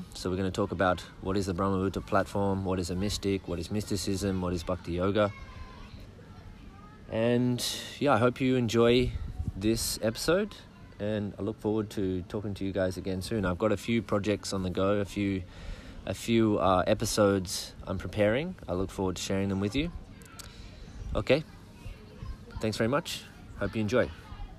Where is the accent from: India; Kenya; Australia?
Australia; Murwillumbah area, New South Wales; also born or lived in Brisbane / Melbourne; I grew up in this area. I lived on this property as a child, but now I live in the town nearby, Moolumbah, with my family.